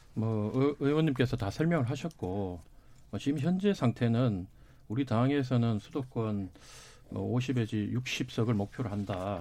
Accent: Daegu, South Korea; 사실 제 고향이 대구인데

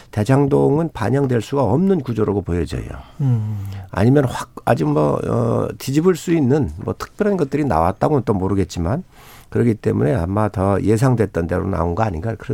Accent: Seosan, South Chungcheong, South Korea

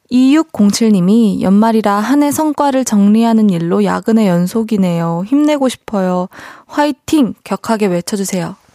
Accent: Busan, South Korea; 제가 그 부산에서 태어난 건 아니고 어 부산에서 이제 초중고를 나오다 보니까 그 이제 친구들이랑 있으면은 부산 사투리가 살짝 나오긴 하는데

